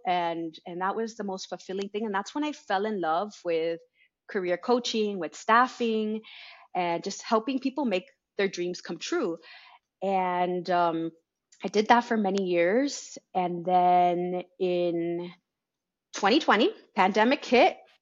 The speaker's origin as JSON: {"language": "English", "town": "Miami", "region": "Florida", "country": "United States", "tie": "born or raised there", "said": "I was born in Miami."}